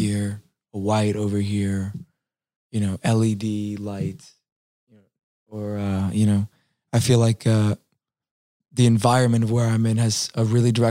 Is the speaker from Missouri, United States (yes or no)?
no; New Orleans, Louisiana, United States; I was from New Orleans